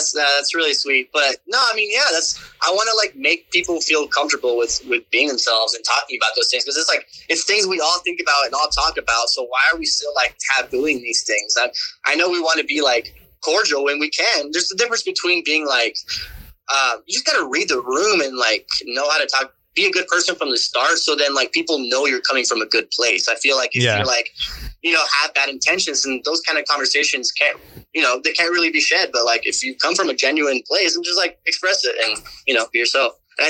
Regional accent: the South, United States; I don't know, just like growing up in the South, like, if you got the juice.

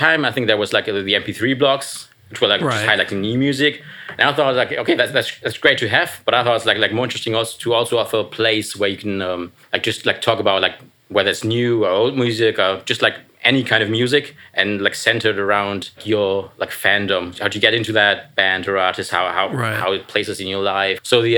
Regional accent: Germany; English is a second language; Yeah, I came all the way from Germany. I mean, not specifically for this, but like also for this. So it's nice to be in New York, and yeah, nice to be here.

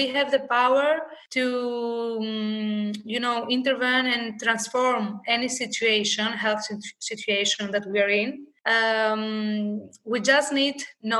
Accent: Thessaloniki, Central Macedonia, Greece; I grew up in Thessaloniki

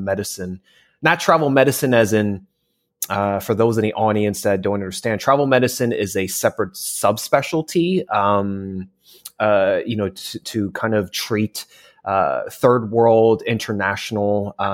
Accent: New Jersey, United States; now in California, United States; I was born and raised in New Jersey, and my parents are immigrants from China and Hong Kong

